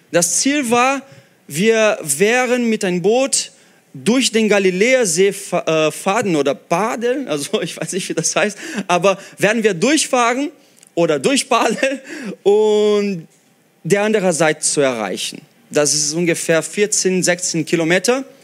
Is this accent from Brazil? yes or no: yes; Brazil; German is a second language; Oder wie ich als Brasilianer werde ich das Jahr 2014 Halbfinale Fußball Brasilien gegen Deutschland 7-1 vergessen.